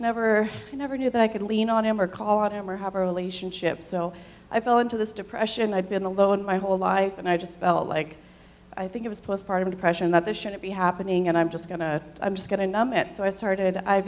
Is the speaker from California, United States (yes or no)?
yes; Southern California, United States; I'm from Southern California.